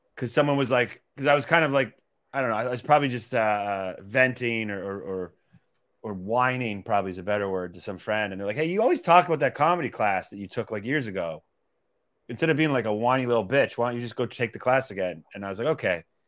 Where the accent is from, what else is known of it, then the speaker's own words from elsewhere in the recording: Calgary, Alberta, Canada; moved away as an adult; also born or lived in Toronto, Canada / Boston, United States; now in New York, United States; I went to high school in Toronto, but I grew up in Western Canada